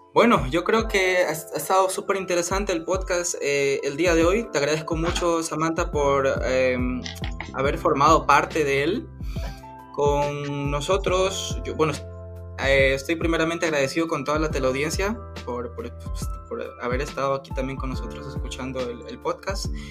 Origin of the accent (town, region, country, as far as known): Ecuador; now in Germany